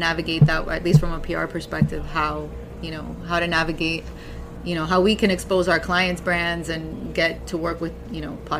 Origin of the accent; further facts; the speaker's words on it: Miami, Florida, United States; moved away as an adult; now in New York, United States; I am an American. I am a Cuban American. My parents are both Cuban. I was born and raised in Miami